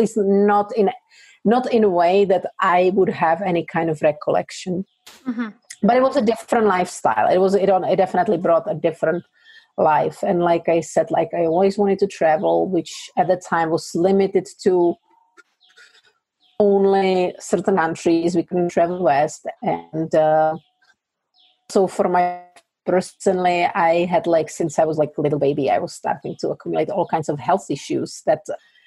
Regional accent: Czechia; English is a second language; moved away as an adult; I grew up in like Moravia in a little village

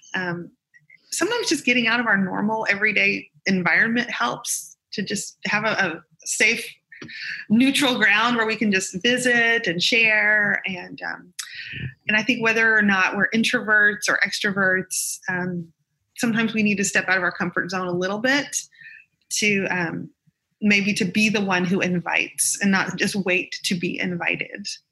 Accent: the South, United States; I'm a Southerner

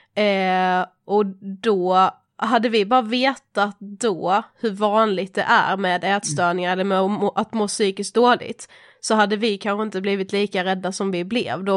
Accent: Mörrum, Blekinge, Sweden; moved away as an adult; now in Stockholm, Sweden; jag är en 24-årig eh, eh, kvinna från eh, en liten by eh, utanför Karlshamn i Blekinge. Eh, där jag är född och uppvuxen

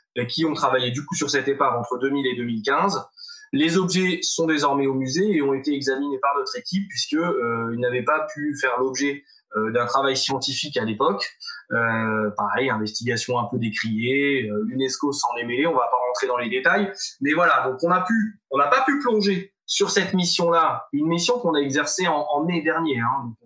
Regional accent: France; on vient euh, de France

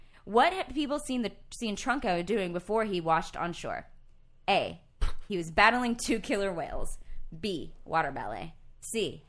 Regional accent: East Texas, United States; But we grew up in East Texas

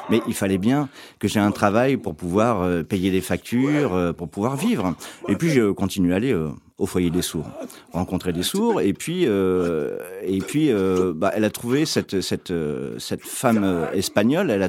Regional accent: Iraq; Moi, je viens d'Irak, hein. je suis d'origine irakienne. Euh, toute ma famille euh, vit en Irak.

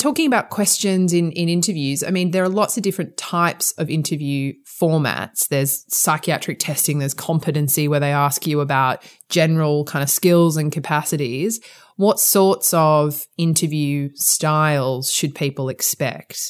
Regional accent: Sydney, New South Wales, Australia; accent: Australian; moved away as an adult; now in England, United Kingdom; you probably can tell from my accent, mm. I'm Australian. I qualified as a lawyer in Sydney where where I'm from

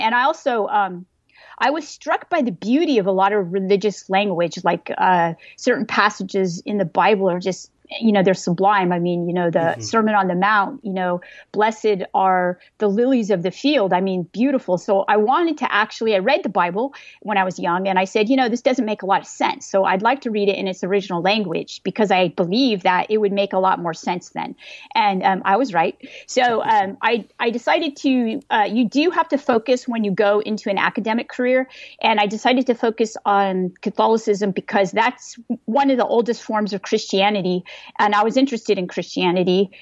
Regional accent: California, United States; moved away; I lived in California, I grew up in California

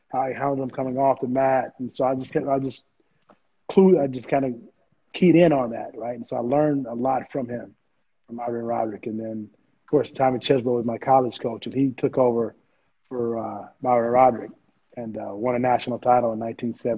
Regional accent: Oklahoma, United States; also born or lived in Texas; growing up in Oklahoma, and I would always go down to Stillwater and watch Oklahoma

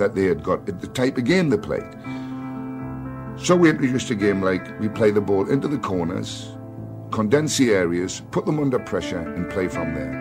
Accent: England, United Kingdom; also born or lived in Ireland; I'm as much Irish as I am English. I am now an Irish citizen, not an honorary

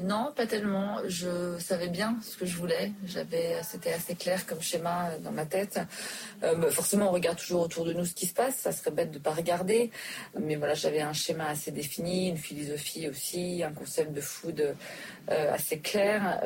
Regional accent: Switzerland; also born or lived in New York, United States / Dubai; now in Paris, France; j'ai grandi en Suisse

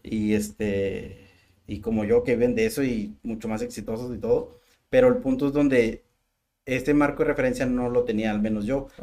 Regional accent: Mexico

